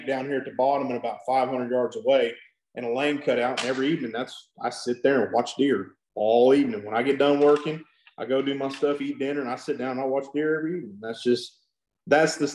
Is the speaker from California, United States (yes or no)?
no; South Texas, United States; also born or lived in Cotulla, Texas; I grew up down in South Texas